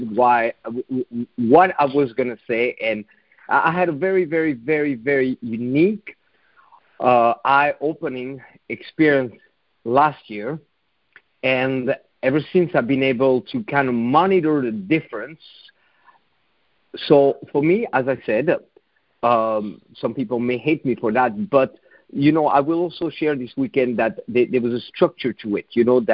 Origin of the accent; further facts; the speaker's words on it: Switzerland; moved away; my home country, in Switzerland